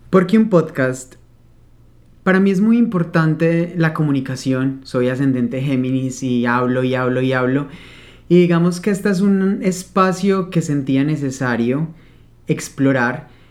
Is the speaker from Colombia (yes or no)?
yes; Manizales, Caldas, Colombia; also born or lived in Spain; Vengo de una zona cafetera Nací en Manizales, Caldas, Colombia, lleno de café por todos lados. Entonces, he crecido con esa bebida